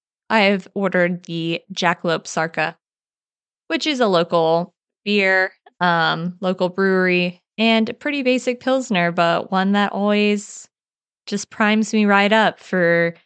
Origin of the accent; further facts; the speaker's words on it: Missouri, United States; now in Nashville, United States; the tavern that's in my hometown, and not as in Jefferson City, Missouri, but like where I actually live in Missouri, where it's called a tavern